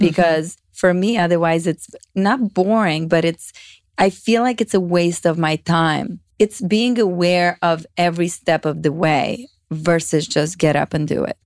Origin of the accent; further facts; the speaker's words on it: Romania; English is a second language; moved away as an adult; now in United States; I grew up in Romania. I moved in the States only when I was twenty-one.